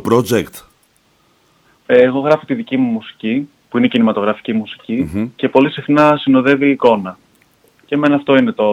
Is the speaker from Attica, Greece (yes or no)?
yes; Voula, Attica, Greece; also born or lived in Malaysia / Edinburgh; Εγώ γεννήθηκα στη Μαλαισία από Έλληνε γονεί. Μεγάλωσα κυρίω στην Βούλα εδώ στην ελλαδα ε, σπούδασα οικονομικά στο Εδιμβούργο, με ένα χρόνο στην Αμερική ανταλλαγή.